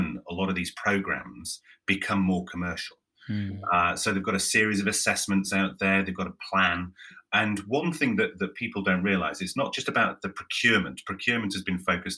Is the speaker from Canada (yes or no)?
no; Yorkshire and the Humber, United Kingdom; I'm from Yorkshire.